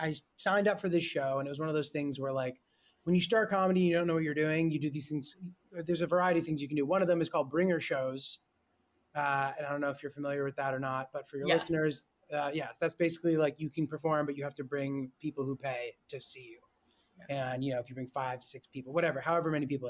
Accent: rural Connecticut, United States; also born or lived in Brooklyn, New York; I like grew up more in a small town. Like we're from Brooklyn originally. And mm-hmm. then when I was young, like we moved to like the sticks, basically like rural Connecticut.

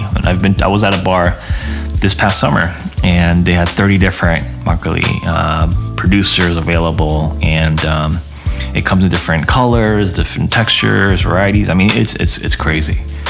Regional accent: United States; myself being Korean American

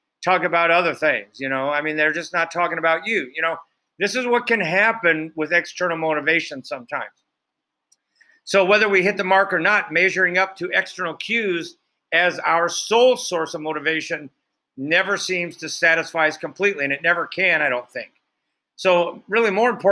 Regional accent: Iowa, United States; I grew up in Iowa

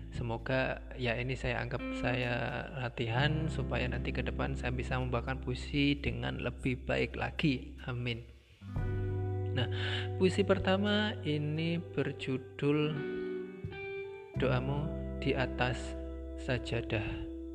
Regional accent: Blora, Central Java, Indonesia; now in Semarang, Indonesia; saya masih berada di posisi di kampung halaman saya, tepatnya di Blora.

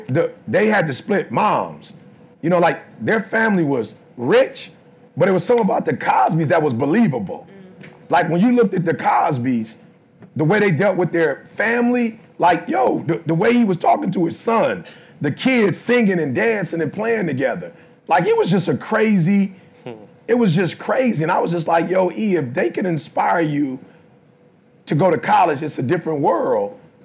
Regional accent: Detroit, Michigan, United States; I'm from Detroit, I ain't mad at nobody.

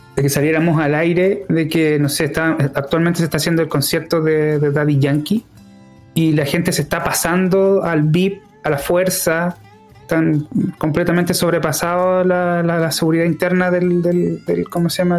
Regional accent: Chile; lo que somos como, como, como sociedad chilena

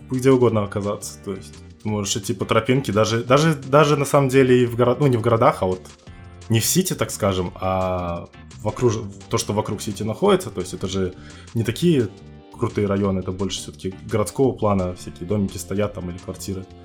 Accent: Uzbekistan; Я из Узбекистана.

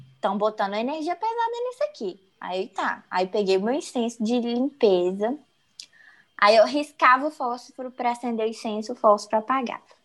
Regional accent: Minas Gerais, Brazil; eu sou mineira raiz

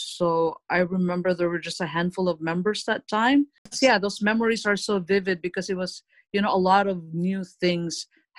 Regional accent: Philippines; Well, like most families in the Philippines, my parents grew up Catholics. And we lived in a really small town before where everyone's basically Catholic.

